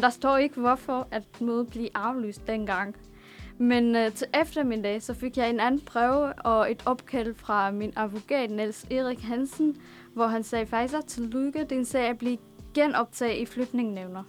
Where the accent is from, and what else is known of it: Damascus, Damascus Governorate, Syria; born or raised there; now in Denmark